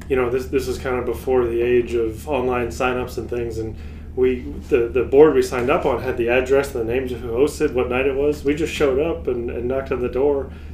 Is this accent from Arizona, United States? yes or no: no; Pennsylvania, United States; moved away as an adult; now in Texas, United States; here with my wife, …. See, we're originally from Pennsylvania, but we've been in Texas for 15 years now. Consider ourselves honorary Texans, though probably not saying fixin' two or some of the local stuff.